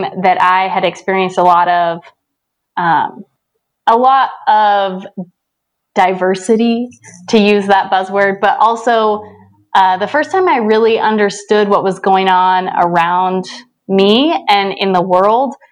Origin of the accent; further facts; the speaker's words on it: St. George, Utah, United States; now in Salt Lake City, United States; I live in Salt Lake City, and I grew up in St. George, Utah. So I've been living in Utah most of my life